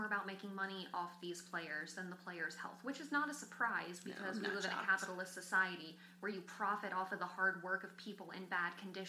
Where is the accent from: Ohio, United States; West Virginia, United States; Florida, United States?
Ohio, United States; Cincinnati; we're from Cincinnati.